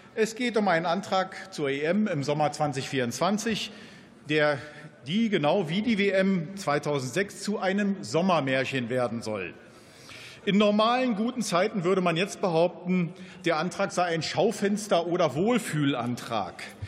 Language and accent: German; Germany; bei uns in Deutschland